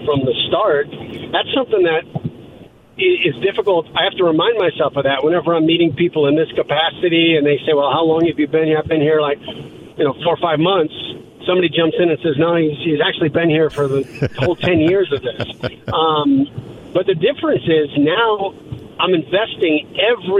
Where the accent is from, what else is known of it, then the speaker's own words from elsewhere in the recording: Indianapolis, Indiana, United States; I grew up in Indianapolis